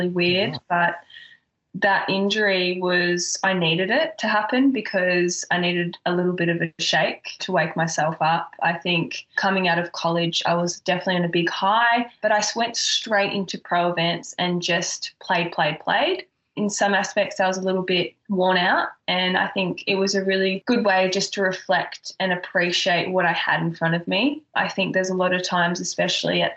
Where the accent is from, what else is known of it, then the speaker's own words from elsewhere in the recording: Australia; moved away as an adult; also born or lived in Florida, United States; being Australian